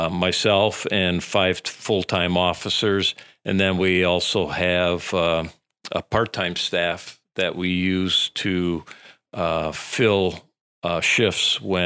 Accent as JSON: {"language": "English", "town": "Wisconsin Rapids", "region": "Wisconsin", "country": "United States", "tie": "born or raised there", "said": "I'm originally from the area, so I grew up in the Vesper area on the west side of Wisconsin Rapids. So born and raised there, went to high school here."}